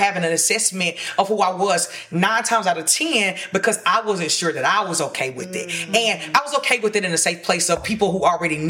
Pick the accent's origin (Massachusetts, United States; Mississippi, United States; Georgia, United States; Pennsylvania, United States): Georgia, United States; Sandersville; moved away; when I was in Sandersville in my hometown